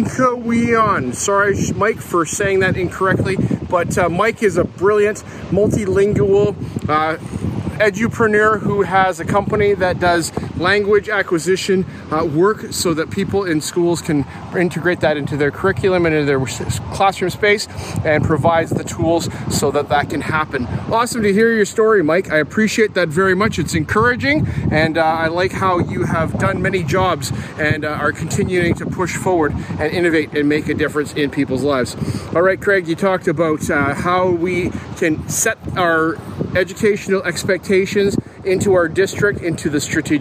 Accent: Canada; being a Canadian kid watching Canadian football

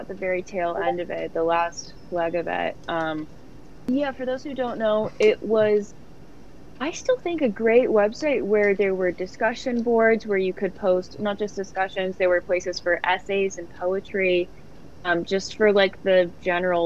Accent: Los Angeles, California, United States; I'm from Los Angeles

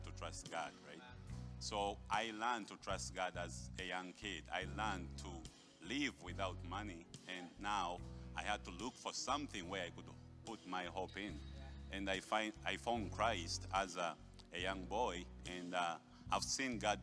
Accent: Uganda; now in Canada; I'm from Uganda. For some of you who don't know, that's in Africa. I was born in a family of seven

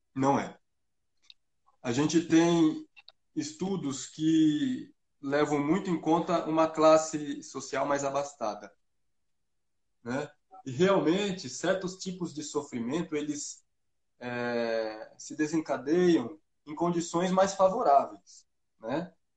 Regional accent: Brazil; eu, como bom brasileiro

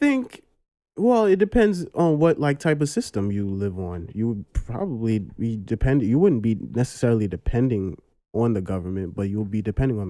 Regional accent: New York City, New York, United States; I grew up in Brooklyn.

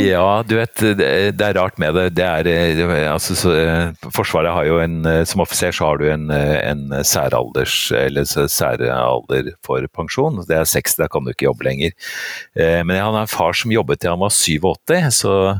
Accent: Oslo, Norway; Jeg er født og oppvokst på Vettakollen, altså virkelig sånn virkelig Oslo vest.

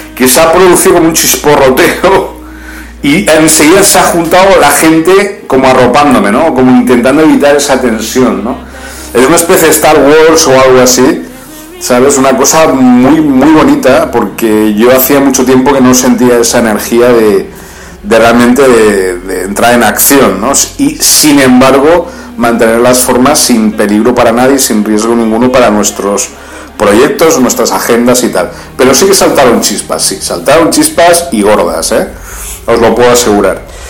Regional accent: Spain; now in Libya; yo tampoco en mi país

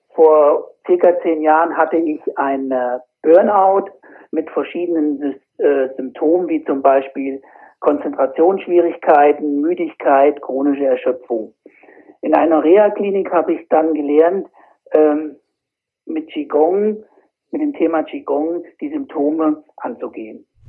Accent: Fulda area, Hesse, Germany; komme aus dem Raum Fulda

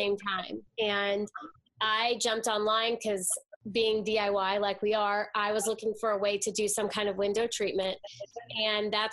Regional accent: Fort Worth, Texas, United States; we are sisters from Fort Worth, Texas, and we grew up in the Fort Worth area

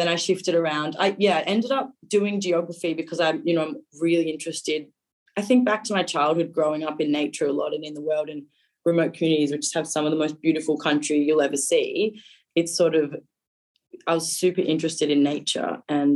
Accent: Darwin, Northern Territory, Australia; also born or lived in East Arnhem Land / Melbourne; I was born in Darwin and then I lived here until I was 18. Well, 17, I finished high school here, did all my schooling up here.

